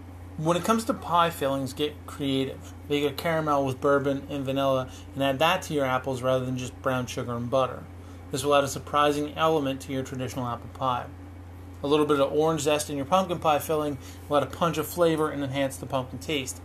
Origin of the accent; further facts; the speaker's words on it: Canada; I'm Canadian